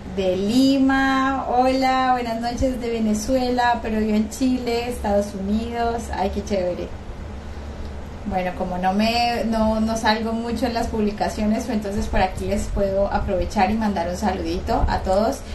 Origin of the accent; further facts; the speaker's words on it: Colombia; Yo estoy en Colombia, soy colombiana.